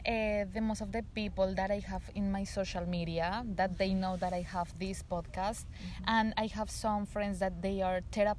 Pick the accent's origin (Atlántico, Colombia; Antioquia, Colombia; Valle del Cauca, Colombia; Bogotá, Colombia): Bogotá, Colombia; English is a second language; I'm from Bogota.